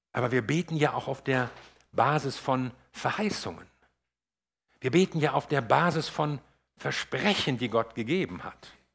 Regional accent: Northern Germany, Germany; für mich als Norddeutscher

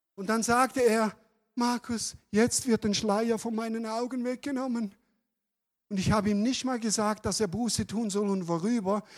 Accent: Switzerland; also born or lived in Calw, Germany; now in Germany; ich bin Deutsche geworden übrigens vor ein paar Jahren, als Schweizer

